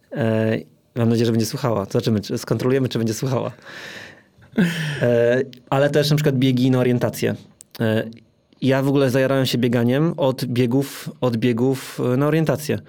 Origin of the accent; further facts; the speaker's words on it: Toruń, Kuyavian-Pomeranian Voivodeship, Poland; now in Warsaw, Poland; ja pochodzę z Torunia